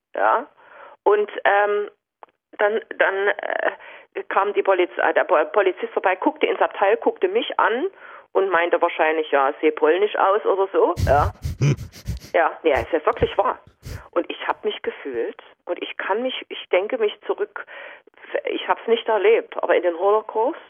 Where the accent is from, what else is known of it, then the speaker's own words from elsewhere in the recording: GDR, East Germany, Germany; ich bin ja in der DDR aufgewachsen